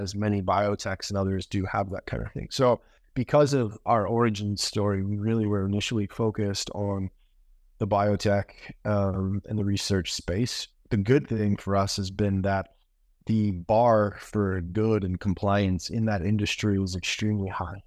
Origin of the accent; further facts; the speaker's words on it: Maine, United States; moved away; also born or lived in New York; I actually grew up in Maine, which is kind of the opposite corner of the country